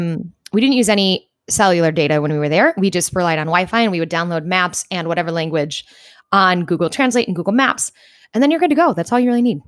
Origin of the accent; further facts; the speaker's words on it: New York, United States; I said, "New York."